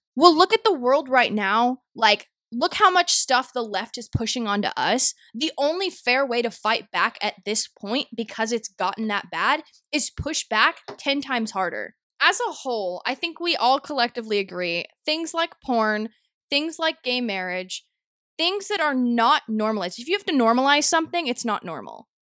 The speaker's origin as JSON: {"language": "English", "region": "North Texas", "country": "United States", "tie": "born or raised there", "said": "my hometown middle school, along with a lot of different towns in Texas, North Texas, Dallas, Fort Worth area specifically"}